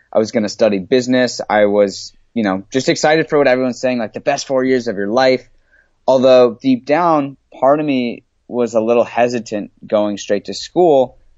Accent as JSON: {"language": "English", "town": "San Diego", "region": "California", "country": "United States", "tie": "born or raised there", "moved": "as an adult", "said": "I grew up in San Diego, California. I moved here when I was just a baby"}